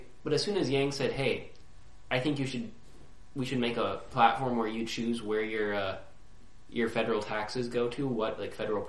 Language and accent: English; United States; But that's just because I'm, like, I'm very American, dude.